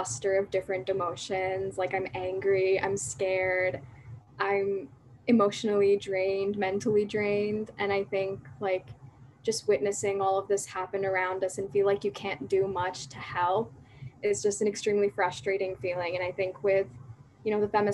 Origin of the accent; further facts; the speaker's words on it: Pakistan; as young Pakistani women